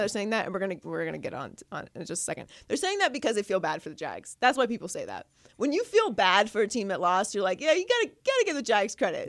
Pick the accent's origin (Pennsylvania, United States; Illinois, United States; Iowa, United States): Pennsylvania, United States; Pittsburgh; I grew up in Pittsburgh